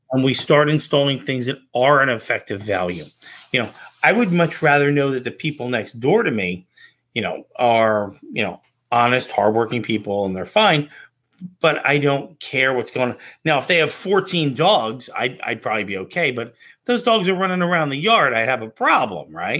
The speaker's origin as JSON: {"language": "English", "region": "New Jersey", "country": "United States", "said": "I'm also from New Jersey"}